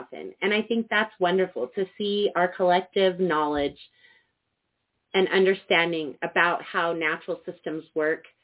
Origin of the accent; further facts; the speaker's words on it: Cortez, Colorado, United States; In my hometown of Cortez, Colorado, and all throughout the Four Corners area